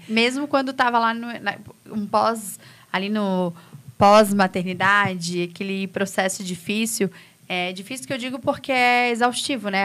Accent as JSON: {"language": "Portuguese", "town": "São José", "region": "Santa Catarina", "country": "Brazil", "moved": "as an adult", "lives_now": "Santo Amaro da Imperatriz, Brazil", "said": "Eu sou lá de São José e agora minha vida está aqui"}